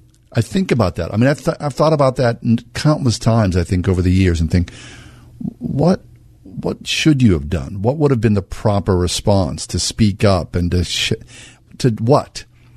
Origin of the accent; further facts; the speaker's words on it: Swissvale, Pennsylvania, United States; also born or lived in New York City; I grew up in Swissvale.